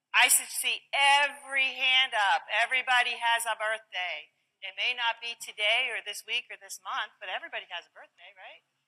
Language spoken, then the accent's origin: English; Pennsylvania, United States; I grew up in Pennsylvania